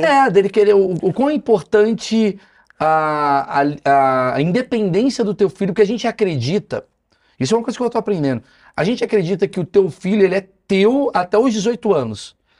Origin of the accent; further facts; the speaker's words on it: Brazil; aqui é Brasil, irmão. Aqui é outra parada. A gente é latino, a gente é afetuoso